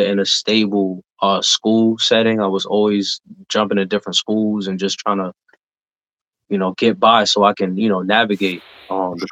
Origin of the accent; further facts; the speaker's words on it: New York City, New York, United States; growing up in the Bronx back in the day was tough